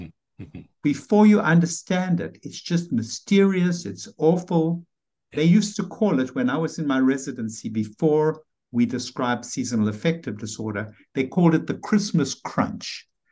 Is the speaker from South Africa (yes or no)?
yes; South Africa; moved away as an adult; now in New York City, United States; And I remember I came from South Africa to New York City.